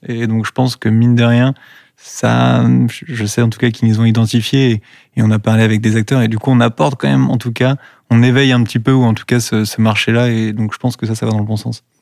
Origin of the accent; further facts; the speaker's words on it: Dinard, Brittany, France; now in Rennes, France; moi je suis né à Dinard